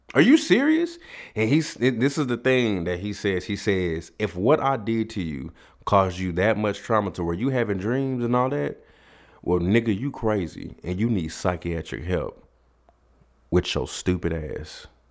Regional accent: Dallas, Texas, United States; me and my mom, we come from Oak Cliff in Dallas, Texas.

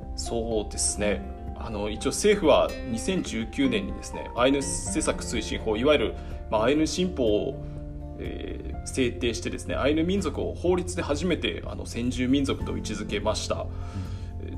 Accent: Niki, Hokkaido, Japan; あの、知りべし関内の二木町出身です

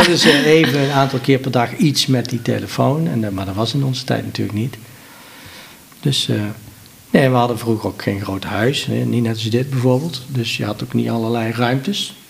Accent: Helmond, North Brabant, Netherlands

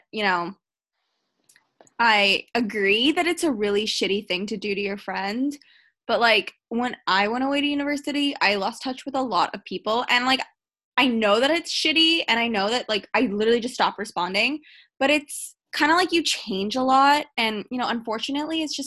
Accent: Canada; I'm from Canada

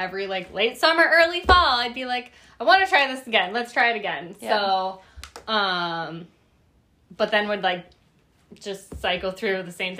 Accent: Wisconsin, United States; I'm from Wisconsin

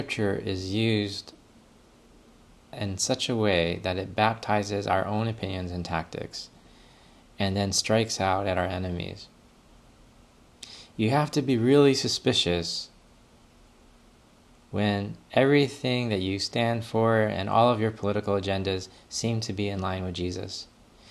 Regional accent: Canada; as a Canadian

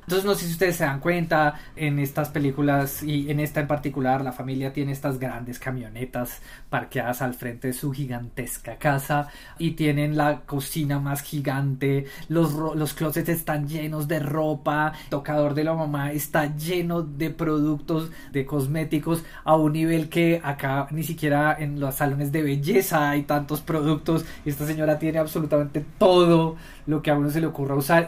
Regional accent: Colombia; nosotros no somos norteamericanos, nosotros somos colombianos

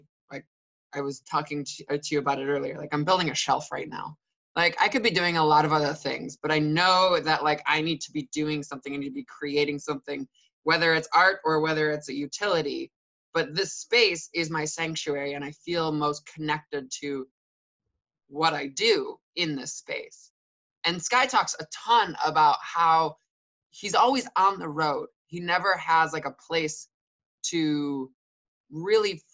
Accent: Detroit, Michigan, United States; I grew up in Detroit

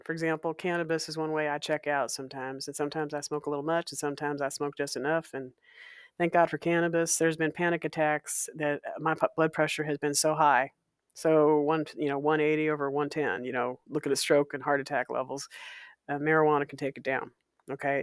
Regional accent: Walla Walla, Washington, United States; my hometown of Walla Walla, Washington

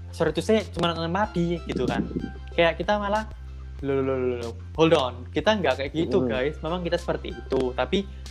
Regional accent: Indonesia; now in Taiwan; apalagi karena aku orang Indo orang-orang dari Asia Tenggara

